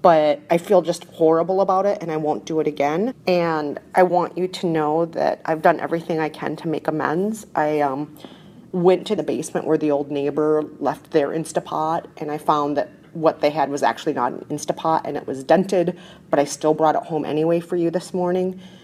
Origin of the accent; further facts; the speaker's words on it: Minnesota, United States; I'm from Minnesota